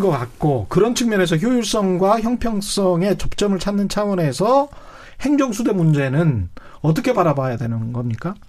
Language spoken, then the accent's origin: Korean; Yeosu, South Jeolla, South Korea; 제 고향이 여수인데요